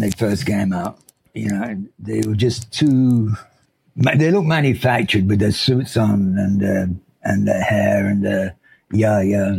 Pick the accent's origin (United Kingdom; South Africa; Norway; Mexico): United Kingdom; Sheffield, Yorkshire and the Humber; moved away as an adult; also born or lived in London / Sydney; now in United States; I grew up in Sheffield in Yorkshire in England